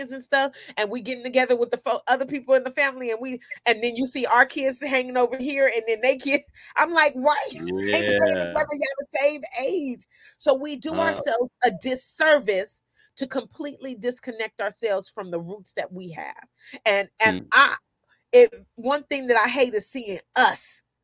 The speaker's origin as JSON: {"language": "English", "town": "Sacramento", "region": "California", "country": "United States", "tie": "born or raised there", "also_born_or_lived": "Oakland, California", "said": "I grew up in South Sacramento"}